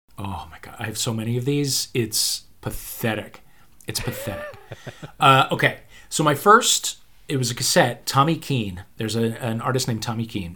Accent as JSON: {"language": "English", "town": "St. Louis", "region": "Missouri", "country": "United States", "also_born_or_lived": "New York", "moved": "yes", "said": "I am from Saint Louis"}